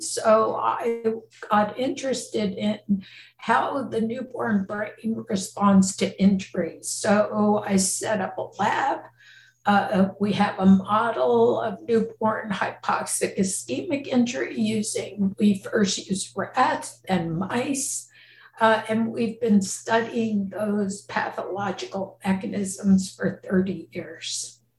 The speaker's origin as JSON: {"language": "English", "region": "New Jersey", "country": "United States", "moved": "as an adult", "lives_now": "California, United States", "said": "And so I came out from New Jersey to California, to the University of California, San Francisco."}